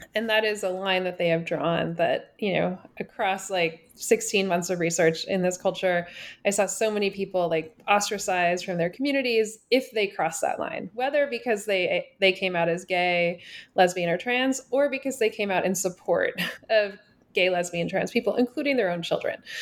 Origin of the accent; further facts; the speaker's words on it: Washington, United States; also born or lived in Toronto, Canada / New York City, United States; now in Nashville, United States; I grew up in Washington State and kinda lived all over